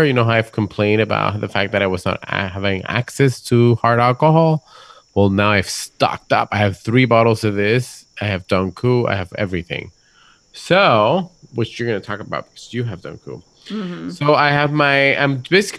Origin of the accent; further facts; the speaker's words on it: Puerto Rico; moved away; Puerto Rico because I miss my hometown